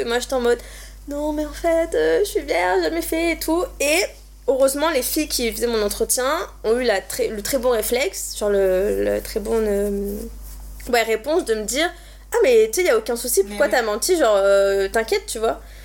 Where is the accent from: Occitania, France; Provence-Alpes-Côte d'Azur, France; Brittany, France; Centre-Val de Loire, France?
Occitania, France; Montpellier; moved away as an adult; now in Paris, France; je viens de Montpellier et je suis partie à Paris